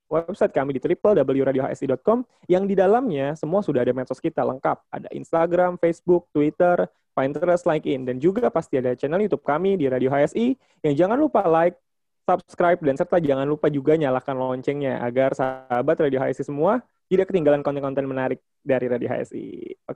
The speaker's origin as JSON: {"language": "Indonesian", "region": "Jakarta", "country": "Indonesia", "said": "Oh dari Malang, oh, … dari Jakarta."}